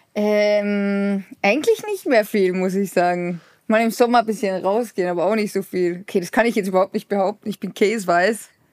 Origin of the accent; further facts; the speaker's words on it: Austria; als Österreicher